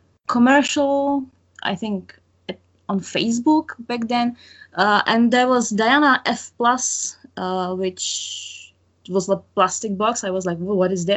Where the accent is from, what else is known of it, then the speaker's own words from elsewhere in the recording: Prague, Czechia; I'm from Prague, Czech Republic